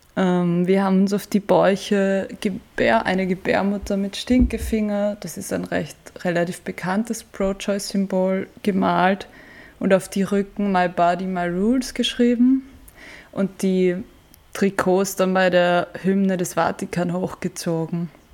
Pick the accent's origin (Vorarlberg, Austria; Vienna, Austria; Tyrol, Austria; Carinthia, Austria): Vienna, Austria; ich habe ursprünglich mit meinem Papa und meinem Bruder und irgendwie allen möglichen Freundinnen als Kind im Prater und in Wiener Parks begonnen, Fußball zu spielen